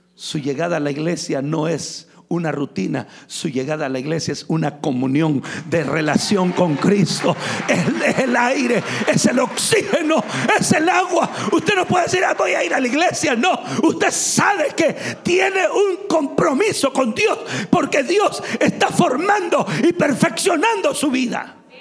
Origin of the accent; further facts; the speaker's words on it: San Miguel, El Salvador; Yo crecí en San Miguel, uno de, los, de las ciudades más calientes del Salvador.